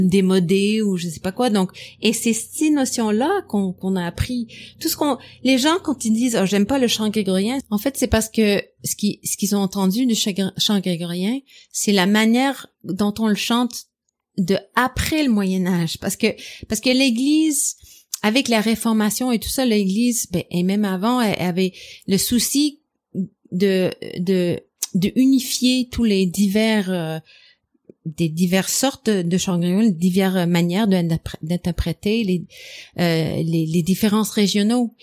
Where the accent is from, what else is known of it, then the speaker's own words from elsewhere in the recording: Montreal, Quebec, Canada; first language English; French is a second language; moved away as an adult; also born or lived in Europe; Je suis je suis née à Montréal, anglophone, mais j'ai vécu longtemps en Europe